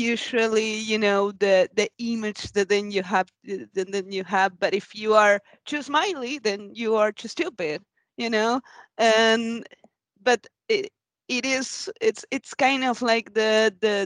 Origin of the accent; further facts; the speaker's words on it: Argentina; now in Sweden; I come from another culture because I'm from Argentina